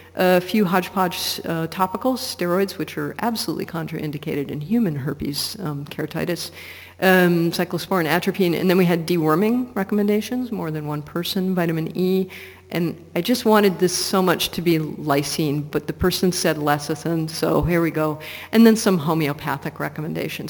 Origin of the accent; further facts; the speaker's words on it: Portland, Oregon, United States; my hometown of Portland, Oregon